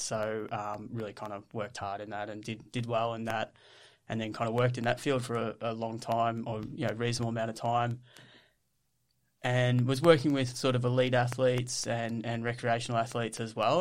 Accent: Ballarat, Victoria, Australia; So I grew up in Ballarat. Um, we I grew up on a farm

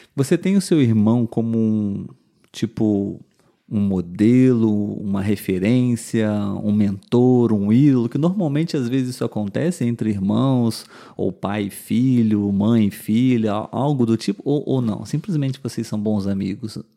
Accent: interior of Rio de Janeiro state, Brazil; Nós somos do interior do estado do Rio de Janeiro a mais ou menos umas duas, três horas da capital

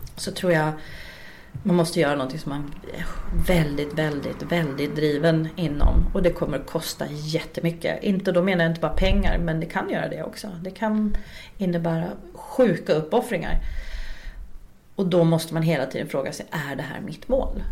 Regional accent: Uppsala, Uppsala County, Sweden; moved away as an adult; also born or lived in Östersund; now in Stockholm, Sweden; i Uppsala där pluggade ju alla tills de typ blev en miljon år gamla. Liksom, för där är jag uppvuxen

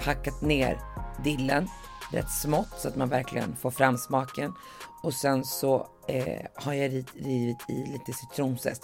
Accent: Västerås, Västmanland, Sweden; när jag växte upp i Västerås

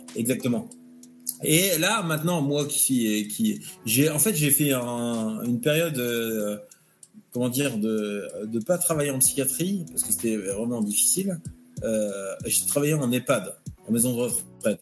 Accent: Normandy, France; moved away; Je suis un Normand

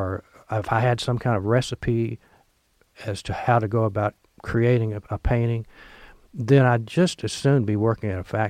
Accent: Oxford, Mississippi, United States; Lemuria stocks at Square Books in Oxford, my hometown.

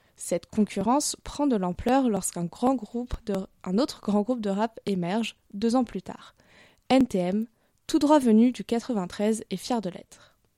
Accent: Paris, Île-de-France, France; En tant que bonne parisienne

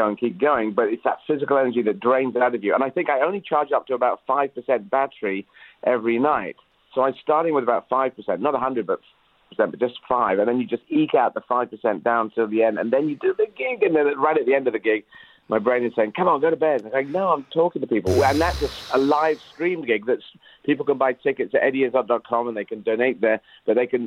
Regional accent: Aden, Yemen; I was born in Aden

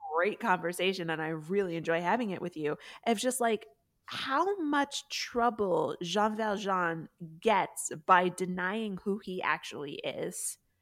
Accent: the North, United States; I grew up in the North and also Catholic

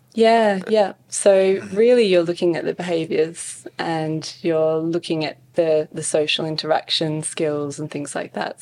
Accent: Western Australia, Australia; also born or lived in Scotland / Perth, Australia; grow up in a small country town, you know, small school

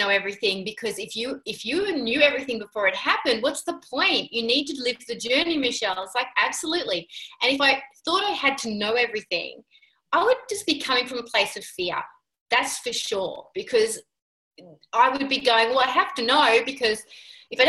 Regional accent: Sydney, New South Wales, Australia; moved away as an adult; I was born in Sydney too

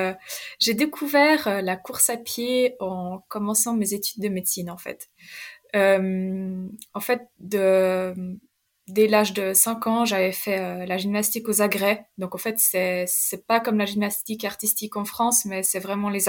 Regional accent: Romandy, Switzerland; Euh, je viens je de la Suisse, de Suisse romande. j'ai 26 ans et voilà, j'ai fait des études en médecine à Lausanne.

